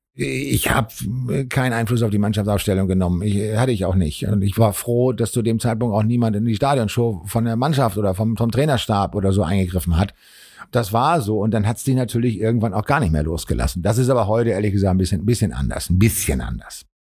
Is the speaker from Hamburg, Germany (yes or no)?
yes; Hamburg, Germany; ich komme aus dem Arbeiterviertel in Hamburg